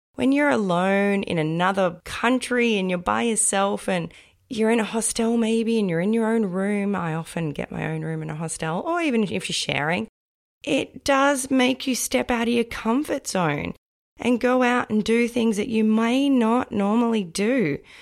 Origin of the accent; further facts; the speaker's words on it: Australia; I was born and raised in Australia